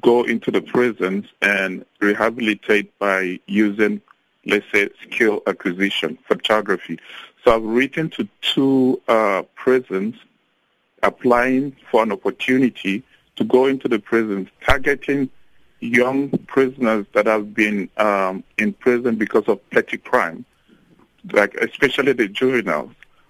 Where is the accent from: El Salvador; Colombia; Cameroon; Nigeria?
Nigeria; moved away as an adult; now in South Africa; I'm …, I'm a Nigerian, and I'm here in South Africa as a missionary.